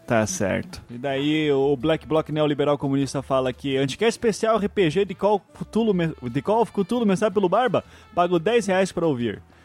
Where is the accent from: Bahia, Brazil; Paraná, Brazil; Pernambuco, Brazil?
Paraná, Brazil; Curitiba; eu sou curitibano